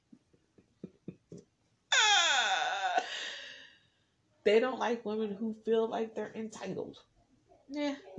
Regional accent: New Jersey, United States; I'm from Jersey

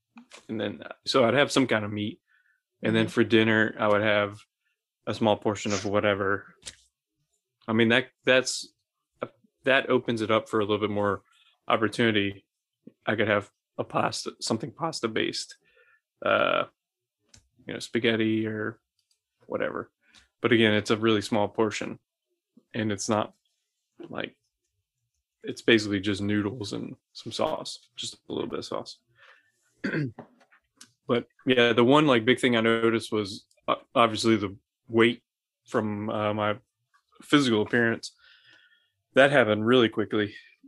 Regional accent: Scotland, United Kingdom; But I'm Scottish, so I'm allowed to?

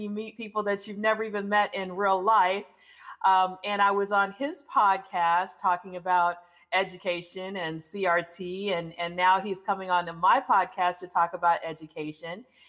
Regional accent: United States; moved away; also born or lived in Baton Rouge, Louisiana / Houston, Texas; I grew up between Baton Rouge and Houston. I went back to Baton Rouge every summer till I went to college, so I was born in Baton Rouge

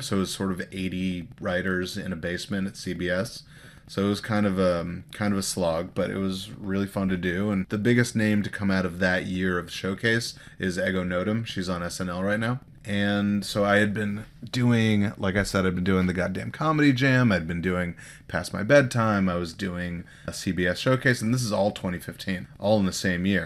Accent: Los Angeles, California, United States; I grew up here in Los Angeles

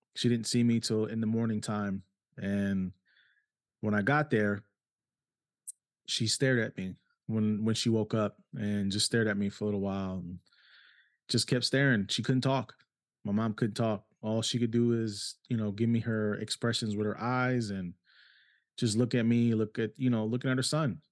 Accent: New York City, New York, United States; moved away; also born or lived in Cleveland, Ohio; I grew up in New York City

